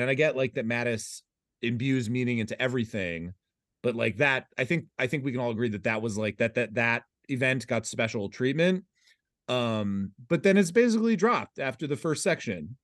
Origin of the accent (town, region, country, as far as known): United States